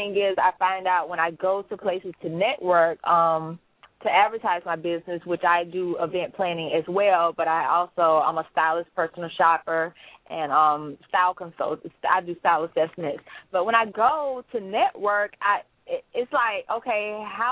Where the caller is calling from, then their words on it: Tallahassee, Florida, United States; I'm calling from Tallahassee, Florida.